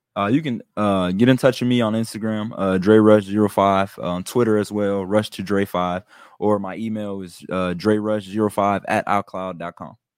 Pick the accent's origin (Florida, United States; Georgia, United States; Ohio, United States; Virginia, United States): Ohio, United States; Youngstown; I'm from Young Center